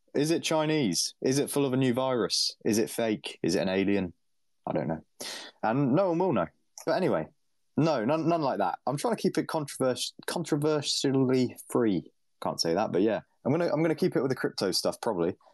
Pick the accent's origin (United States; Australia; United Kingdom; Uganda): United Kingdom; as a Brit